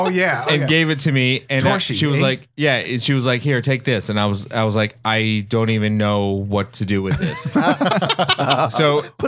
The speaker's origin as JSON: {"language": "English", "region": "Oklahoma", "country": "United States", "tie": "born or raised there", "said": "So like my parents are Persian, Iranian, or whatever. So, but I grew up in Oklahoma, which is like in the middle."}